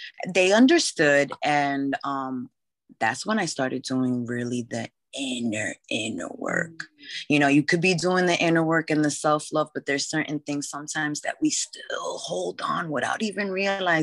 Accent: Bay Shore, New York, United States; also born or lived in Flushing, Queens, New York; I grew up in Long Island in Bayshore.

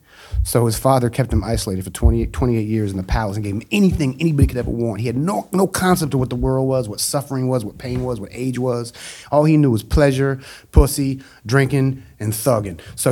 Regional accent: Japan; born there; I was born in Japan just because my brother almost died in Kathmandu, Nepal

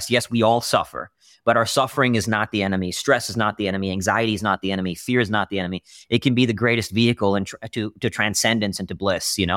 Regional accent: Austin, Texas, United States; also born or lived in India; I was born in India, moved around a lot, moved to Austin, Texas at 13.

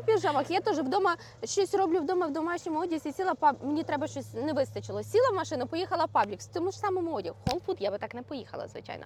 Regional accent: Ukraine; now in Orlando, United States; коли я приїжджаю до батьків своїх в Україну

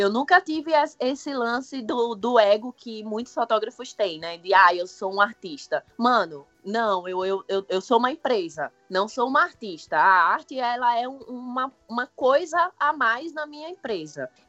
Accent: Osasco, São Paulo, Brazil; bem que eu sou de {S1} Osasco, {S0} velho.

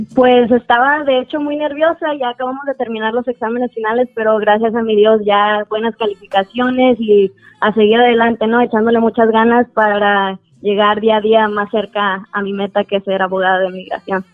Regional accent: Jalisco, Mexico; also born or lived in Coalcomán, Michoacán; soy nacida de Cualcomán, soy nacida de Michoacán, pero crecí toda la vida en un ranchito en Jalisco

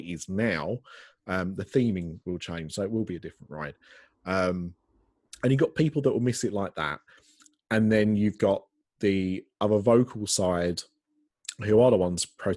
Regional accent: England, United Kingdom; I'm English

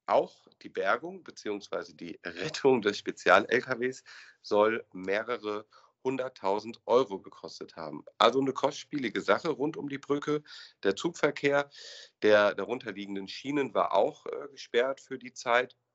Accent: Hesse, Germany; Kommen wir zum, vom Ruhrgebiet in meine Heimat und äh, zum legendären Fall der Salzbachtalbrücke.

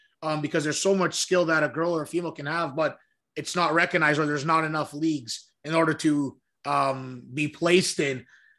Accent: Ontario, Canada; and then, okay, Toronto, I'm from Ontario. It only makes sense.

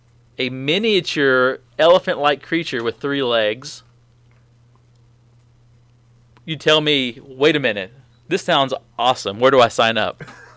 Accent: Cartersville, Georgia, United States; I'm from North Georgia, from Cartersville

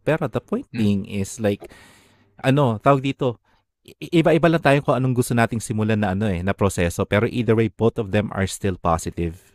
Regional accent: Philippines; moved away as an adult; ngayon na nalipat ka na sa ibang bansa, you started to realize na ano, ang dami palang kultura mo bilang isang Pilipino

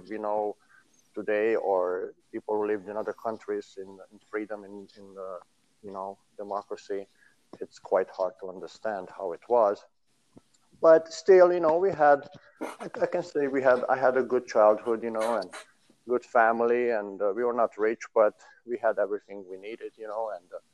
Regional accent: Romania; moved away; being born there

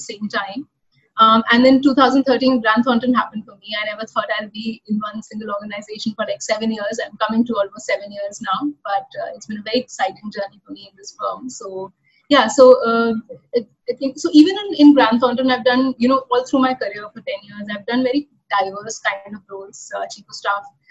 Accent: Lucknow, Uttar Pradesh, India; moved away as an adult; also born or lived in NCR; I actually hail from Lucknow. That's my hometown. That's where I was born, bred, and educated.

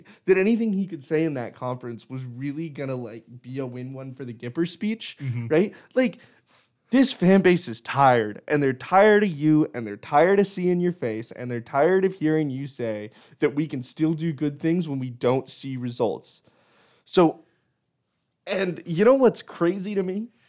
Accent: Nebraska, United States; I'm from Nebraska, and I've watched Husker football as long as I've lived.

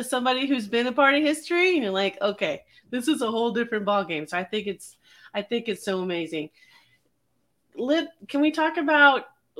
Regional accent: Simi Valley, California, United States; I grew up in a small town. It was a small town back then, Simi Valley, California.

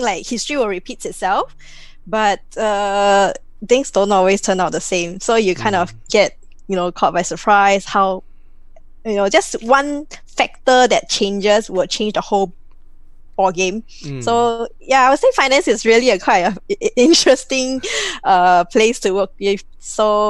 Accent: Singapore; I'm 100% Singaporean. born and bred here

